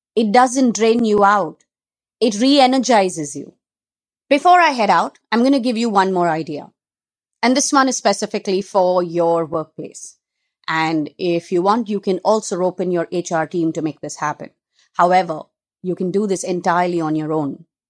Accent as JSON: {"language": "English", "town": "Mumbai", "region": "Maharashtra", "country": "India", "tie": "born or raised there", "said": "I'm a girl who's been born and brought up in Bombay"}